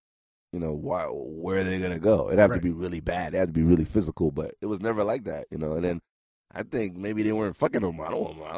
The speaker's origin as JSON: {"language": "English", "town": "New York City", "region": "New York", "country": "United States", "tie": "born or raised there", "also_born_or_lived": "Haiti", "said": "I was born in Rasmus Street in Brooklyn, and then I'm strictly from traditional. Like, I was born, sent to Haiti 5 years, and come back."}